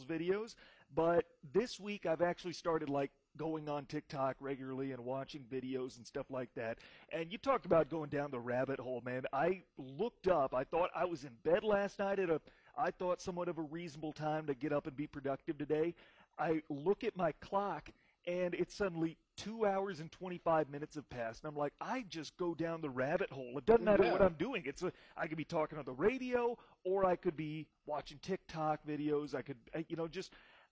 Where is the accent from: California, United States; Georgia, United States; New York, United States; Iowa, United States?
Iowa, United States; moved away; I'm from Iowa